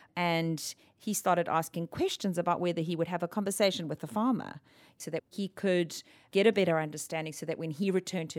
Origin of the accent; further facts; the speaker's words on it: South Africa; I'm from South Africa, born and raised.